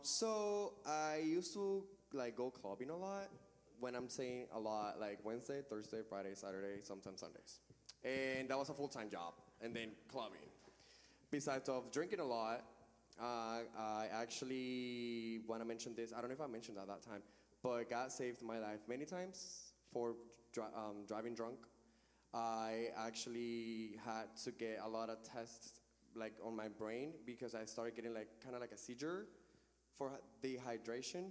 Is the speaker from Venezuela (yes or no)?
yes; Venezuela; moved away as an adult; also born or lived in Orlando; now in Raleigh, United States; I grew up in church, like I mentioned earlier. A certain age during college, I moved out of my hometown to a different city. This was back in my country, in Venezuela.